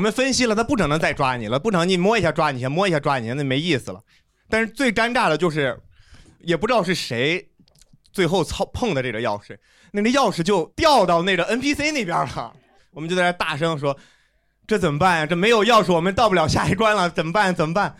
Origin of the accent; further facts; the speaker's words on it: Zhengzhou, Henan, China; 我也是郑州的